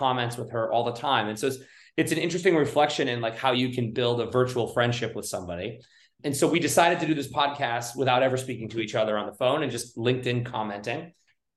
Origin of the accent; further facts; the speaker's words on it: New England, United States; also born or lived in Reno, Nevada; I wasn't born on the East Coast, I was born on the West Coast, but I've lived in New England more or less my entire life.